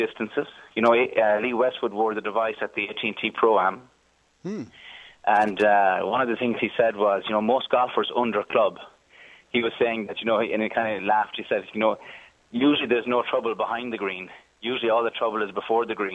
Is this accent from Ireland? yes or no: yes; Galway, Connacht, Ireland; moved away as an adult; now in Silicon Valley, United States; I'm from Galway on the west coast